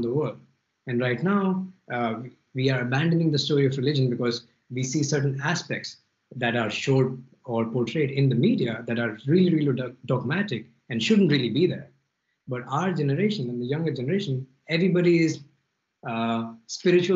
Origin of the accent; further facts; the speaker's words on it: Delhi, India; moved away as an adult; also born or lived in Philippines / Malaysia / Paris; now in Spain; I grew up in Delhi. I lived in a few cities in India. Then I lived in Philippines and Malaysia, then Paris, now in Spain